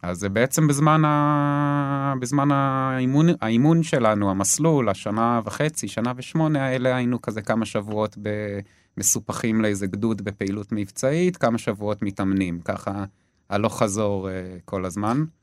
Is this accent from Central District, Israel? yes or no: yes; between Gedera and Yavne, Central District, Israel; also born or lived in London, United Kingdom; now in Hofit, Israel; השתקענו סופית ביישובי גדרות, אה, קבוצת מושבים אה, בין גדרה ליבנה. אה, זהו, שם בעצם גדלתי, בית ספר יסודי